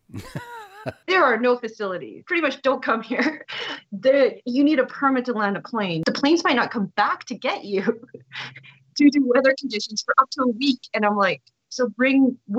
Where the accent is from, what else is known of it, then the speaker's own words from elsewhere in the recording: Canada; I'm Canadian